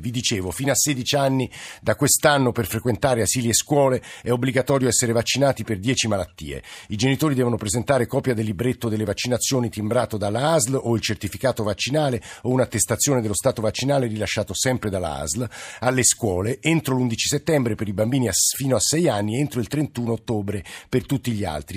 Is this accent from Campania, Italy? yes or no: no; Rome, Lazio, Italy; ora le parlo da Roma e come romano